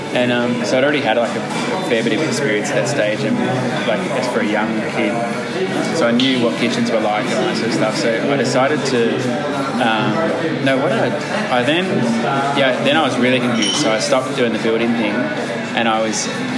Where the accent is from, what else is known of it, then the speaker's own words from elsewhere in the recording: Mansfield, Victoria, Australia; I grew up in Mansfield.